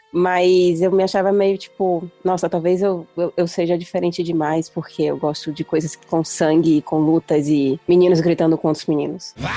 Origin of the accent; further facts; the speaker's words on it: Salvador, Bahia, Brazil; now in São Paulo, Brazil; eu sou de Salvador, tô agora aqui em São Paulo